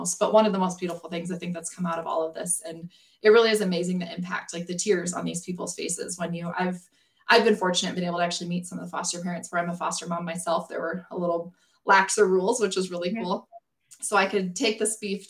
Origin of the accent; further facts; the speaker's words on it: South Dakota, United States; now in Western Nebraska, United States; I grew up in South Dakota, so I've grown up around this my whole entire life